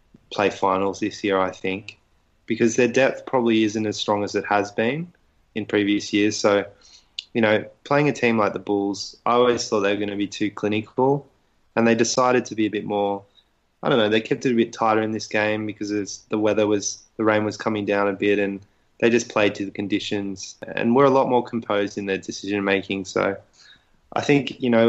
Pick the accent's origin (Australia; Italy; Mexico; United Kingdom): Australia; as an Aussie rugby fan